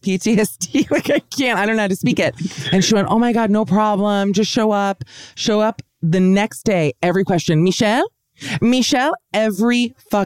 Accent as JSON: {"language": "English", "town": "Miami", "region": "Florida", "country": "United States", "tie": "born or raised there", "moved": "yes", "said": "I grew up in Miami"}